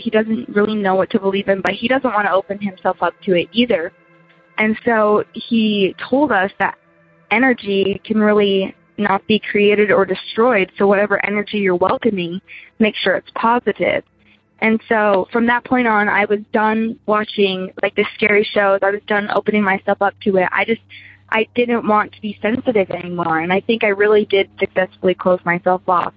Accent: Utah, United States; growing up in Utah you'd think we'd be religious

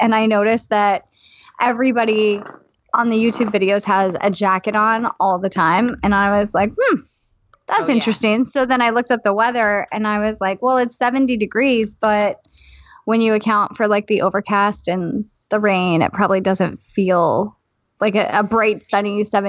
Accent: Poway, California, United States; now in Virginia Beach, United States; I'm in Virginia Beach, but I grew up in San Diego too.

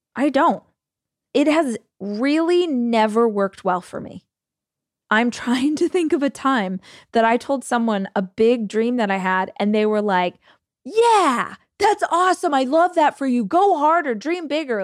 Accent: United States; As an American

